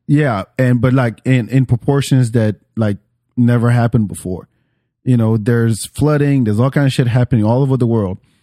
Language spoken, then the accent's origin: English; France; now in Atlanta, United States; I'm from France